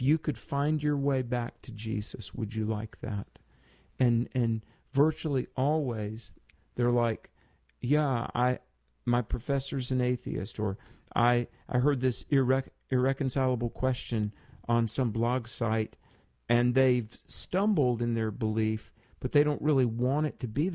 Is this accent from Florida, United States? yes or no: no; North Carolina, United States; from my home state in North Carolina